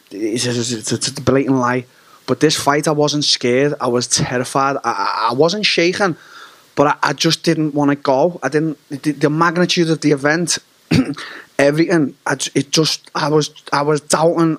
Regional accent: Liverpool, North West England, United Kingdom; Anfield, my hometown, the Liverpool Football Club

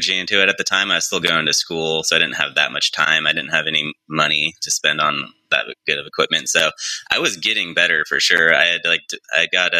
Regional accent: Central Coast, California, United States; also born or lived in Los Angeles; I was also from this area too

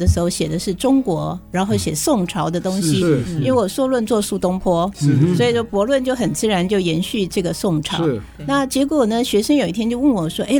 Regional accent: Hsinchu, Hsinchu City, Taiwan; moved away; 真的很开心回到我的故乡。最近这个时刻，我还得跟。跟大家说，我是新竹女中毕业的，

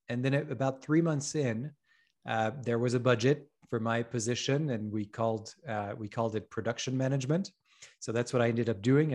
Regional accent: France; moved away as an adult; also born or lived in Paris / Hong Kong; I grew up in France

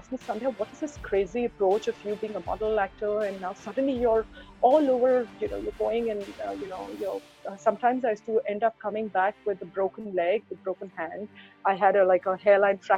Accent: Mumbai, Maharashtra, India; I'm born and brought up in Mumbai

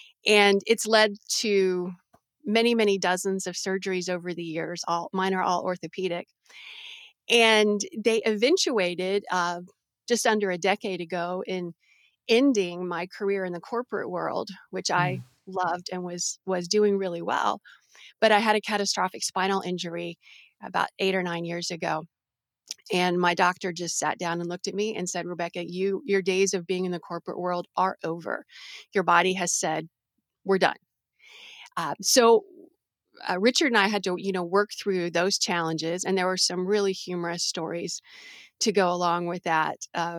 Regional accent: Brazil; So I grew up as a missionary kid. I grew up in Brazil. And I had an amazing childhood in the jungles of Brazil and going up to the capital city.

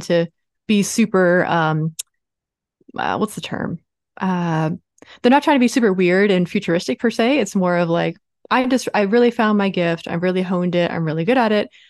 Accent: Baltimore, Maryland, United States; moved away as an adult; also born or lived in Los Angeles; I am from Baltimore, Maryland, in the States, uh, a very post-industrial town.

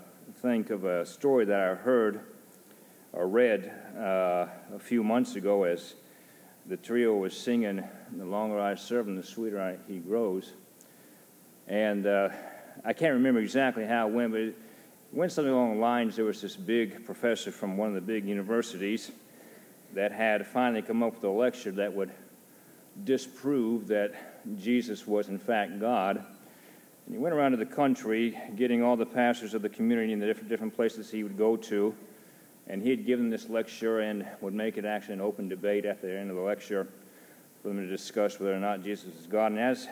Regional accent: Japan; also born or lived in United States; I grew up in Japan. I've been in Japan since 1976 when I was 7 years old, been there for 25 years.

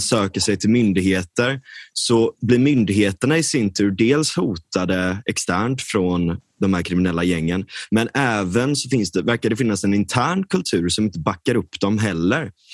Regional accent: Gothenburg, Västra Götaland, Sweden; jag är verkligen uppvuxen, jag är uppvuxen i storstan, jag är uppvuxen i Linné

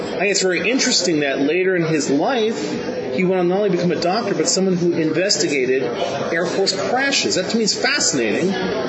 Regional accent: New York, United States; I'm a New Yorker, native New Yorker. I lived around people who, grew up around people who were bullshit artists.

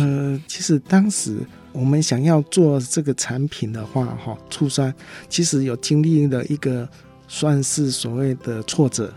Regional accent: Taiwan; 台湾是一个小岛，我们是来自于国际贸易

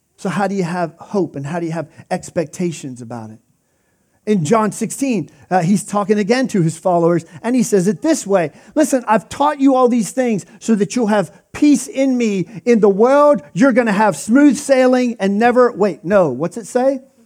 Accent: Pennsylvania, United States; I grew up in Pennsylvania

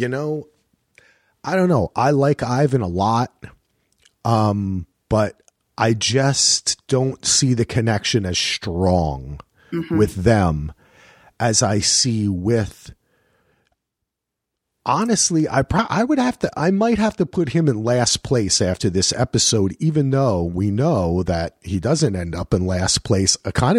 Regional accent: New Jersey, United States; But I'm from Jersey, so sometimes they go the O's and the A's.

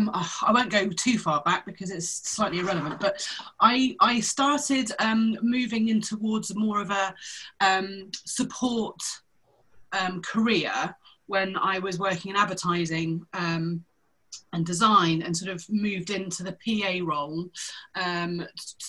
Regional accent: Cornwall, South West England, United Kingdom; moved away as an adult; also born or lived in London; I'm a Cornish girl, so I grew up in the countryside.

